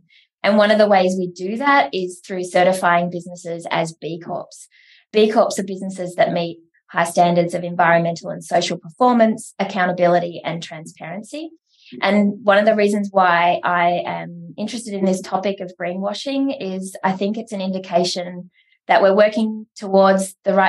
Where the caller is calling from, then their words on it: Melbourne, Victoria, Australia; I'm joining you from Wurundjeri Woiwurrung country in Naam, Melbourne.